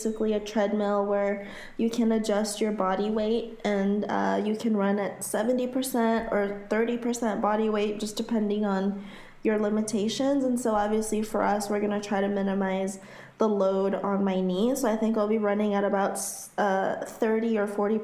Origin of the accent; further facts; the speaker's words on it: Haiti; now in Florida, United States; Growing up in Haiti and living most of my life in Florida